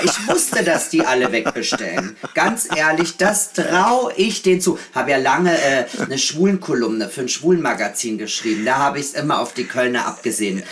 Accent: Austria; now in Berlin, Germany; ich bin auch aus Österreich, also ganz äh, äh, erzkatholisch erzogen

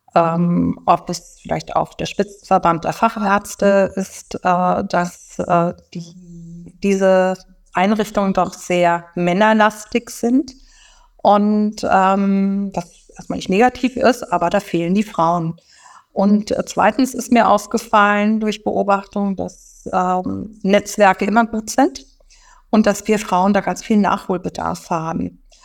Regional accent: Rhine-Main area, Germany; moved away as an adult; now in Berlin, Germany; ich komme also auch aus dem Rhein-Main-Gebiet

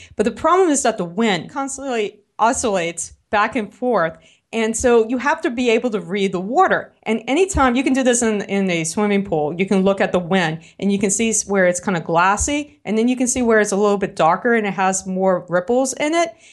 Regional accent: New Orleans, Louisiana, United States; accent: New Orleans; my New Orleans accent

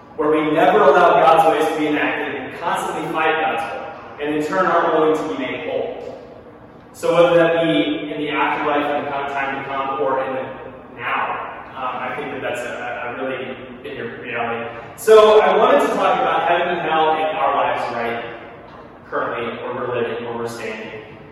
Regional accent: near Branson, southern Missouri, United States; moved away as an adult; now in Philadelphia area, United States; I grew up in Missouri, southern Missouri, and basically with Branson.

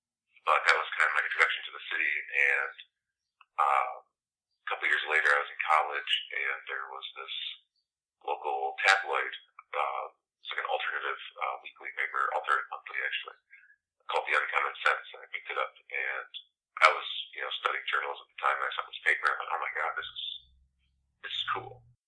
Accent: outside of Flint, Michigan, United States; I grew up outside of Flint, about a 20-minute drive, about halfway to MSU, actually, from Flint.

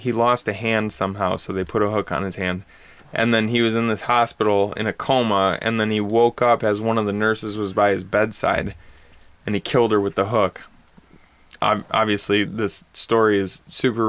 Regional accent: Bad Axe, Michigan, United States; moved away; I grew up in Bad Axe where the tale of Bruno was big

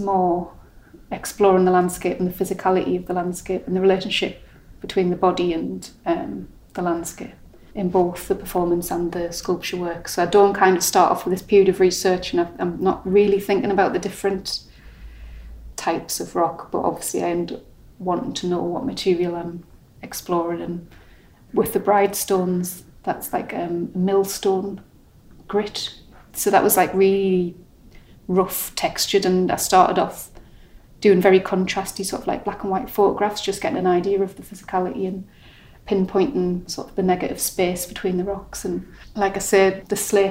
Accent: Sunderland, North East England, United Kingdom; also born or lived in Yorkshire; now in Cornwall, United Kingdom; I'm originally from Sunderland, which is a coastal city.

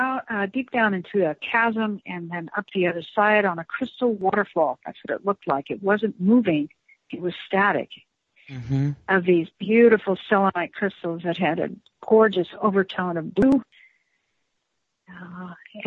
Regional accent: El Paso, Texas, United States; moved away; my hometown of El Paso

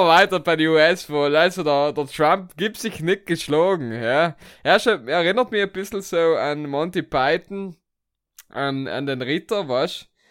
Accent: Italy; wir sind ja Italiener

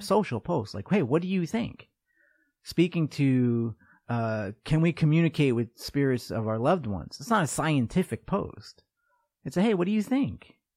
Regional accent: New York, United States; moved away as an adult; also born or lived in North Dakota; I'm from New York

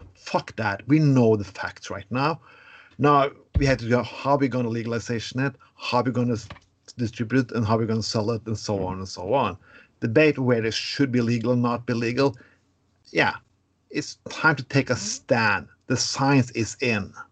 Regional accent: Norway; I'm from Norway

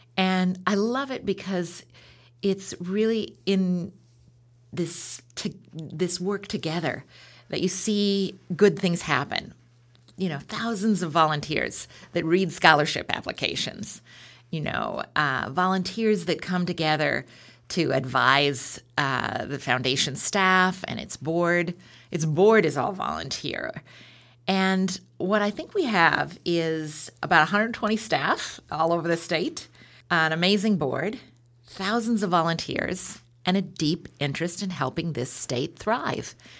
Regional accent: Beaverton, Oregon, United States; also born or lived in Portland, Oregon; Born in Portland, grew up in the Beaverton area

